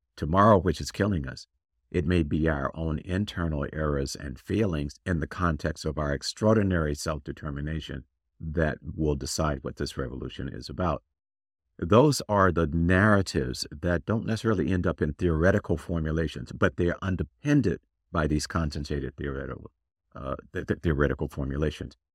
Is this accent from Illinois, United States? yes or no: no; Tallahassee, Florida, United States; moved away; also born or lived in Washington, D.C.; people I grew up with in Tallahassee, Florida.